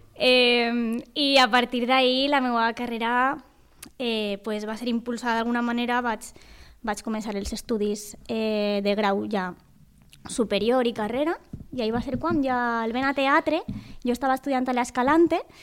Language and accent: Catalan; Valencian Community, Spain; sóc Valenca de tota la vida